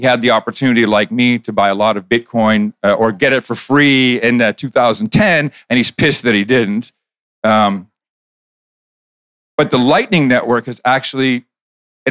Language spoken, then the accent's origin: English; Netherlands; moved away; I grew up in the Netherlands